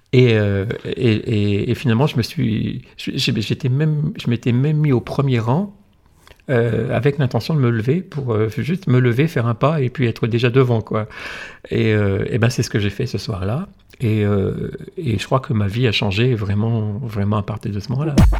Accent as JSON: {"language": "French", "region": "the North", "country": "France", "also_born_or_lived": "Alsace", "moved": "as an adult", "said": "je venais du Nord"}